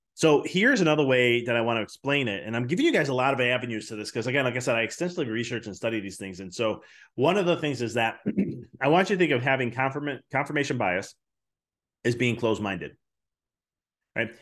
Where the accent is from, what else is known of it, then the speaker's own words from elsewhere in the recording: Chicago, Illinois, United States; I come from Chicago